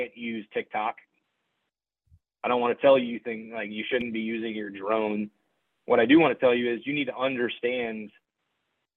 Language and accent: English; United States; I'm an American, I'm a patriot